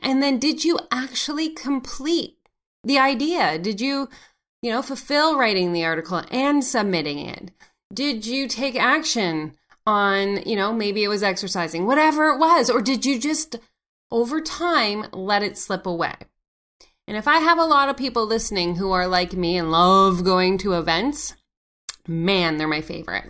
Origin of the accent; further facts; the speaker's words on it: Canada; C A is for Canada 'cause I'm Canadian